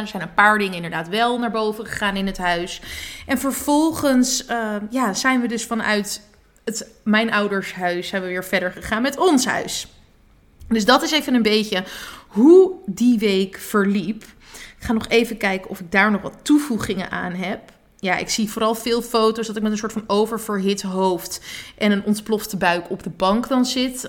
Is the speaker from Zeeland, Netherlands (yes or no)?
no; Badhoevedorp, North Holland, Netherlands; also born or lived in Amsterdam; bij mijn ouders in de straat in Badverdorp. Waar ik ben opgegroeid.